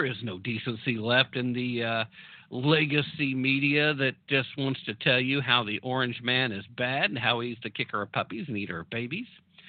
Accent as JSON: {"language": "English", "region": "East Tennessee", "country": "United States", "said": "as someone from East Tennessee, where occasionally my accent does shine through"}